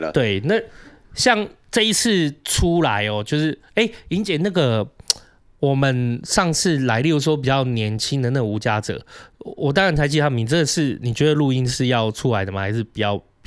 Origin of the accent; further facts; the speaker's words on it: southern Taiwan, Taiwan; moved away; 我确实以前也有在南部长大